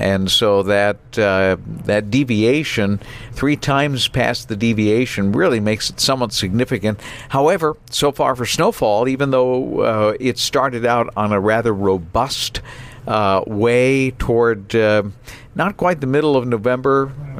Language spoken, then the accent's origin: English; New Bedford, Massachusetts, United States; growing up in New Bedford, Massachusetts